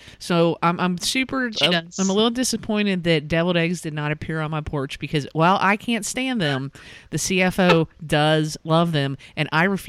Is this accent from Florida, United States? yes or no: no; Northern Kentucky, United States; See, I'm from Northern Kentucky, so we call them Vienna sausages.